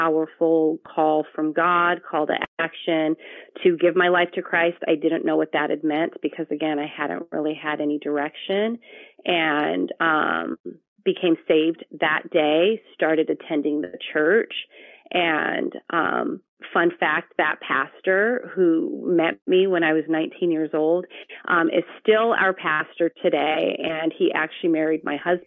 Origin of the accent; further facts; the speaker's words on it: Victorville, California, United States; also born or lived in Long Beach, California / Eastvale, California; I grew up further into the desert, Victorville, California. That's where I spent most of my childhood until I left for college